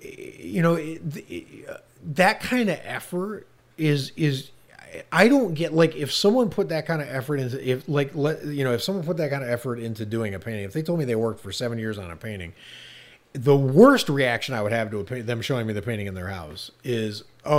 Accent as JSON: {"language": "English", "region": "Ohio", "country": "United States", "lives_now": "Los Angeles, United States", "said": "I live in Los Angeles now, and I have for a long time, but I came from Ohio, and I was back in Ohio personal reasons"}